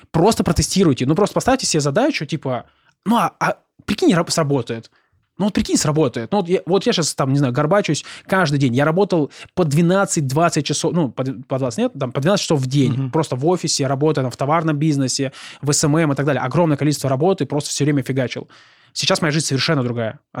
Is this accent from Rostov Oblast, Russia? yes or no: yes; Rostov-on-Don, Rostov Oblast, Russia